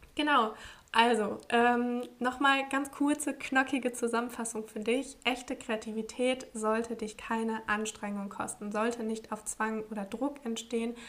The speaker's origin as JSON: {"language": "German", "town": "Braunschweig", "region": "Lower Saxony", "country": "Germany", "tie": "born or raised there", "also_born_or_lived": "Portugal", "moved": "yes", "said": "in meiner Heimat in Braunschweig"}